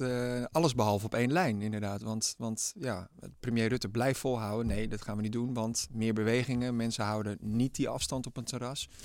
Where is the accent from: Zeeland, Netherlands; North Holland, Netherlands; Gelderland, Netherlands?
North Holland, Netherlands; Amsterdam; ik wel als Amsterdammer.